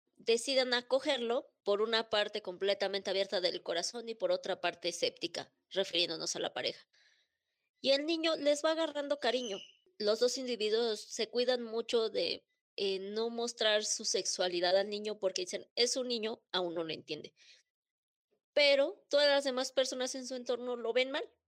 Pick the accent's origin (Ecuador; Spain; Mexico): Mexico; estamos bajo la misma bandera y todos nacimos en México